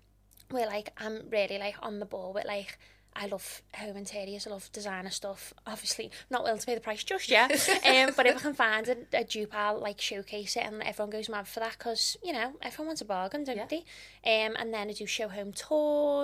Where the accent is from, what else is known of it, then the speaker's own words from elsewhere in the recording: Liverpool, North West England, United Kingdom; a woman from Liverpool